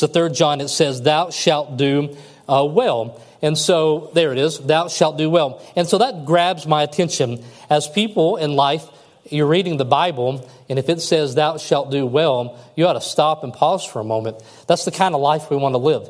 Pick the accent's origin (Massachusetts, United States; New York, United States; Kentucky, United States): Kentucky, United States; I'm from Kentucky